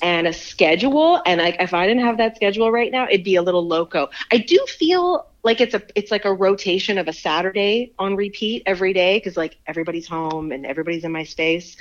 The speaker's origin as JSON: {"language": "English", "town": "Montreal", "region": "Quebec", "country": "Canada", "also_born_or_lived": "Malaysia", "moved": "yes", "lives_now": "Ontario, Canada", "said": "I'm not even from Ontario, like I'm from Montreal"}